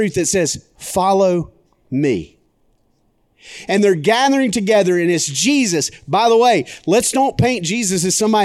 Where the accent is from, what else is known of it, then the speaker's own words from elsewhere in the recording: McCall, Alabama, United States; now in Birmingham, United States; I grew up in McCall, Alabama